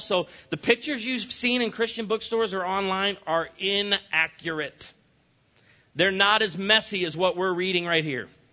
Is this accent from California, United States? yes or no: no; Illinois, United States; moved away; I grew up in Illinois, the land of Lincoln.